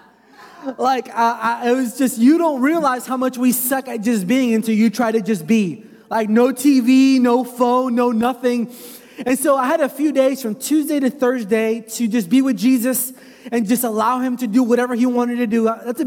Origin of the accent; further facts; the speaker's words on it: United States; I'm American